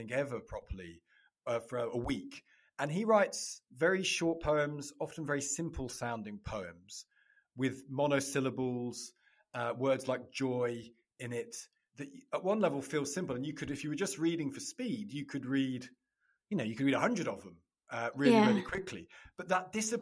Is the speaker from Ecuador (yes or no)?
no; Loughborough, East Midlands, United Kingdom; I grew up in the Midlands, in Loughborough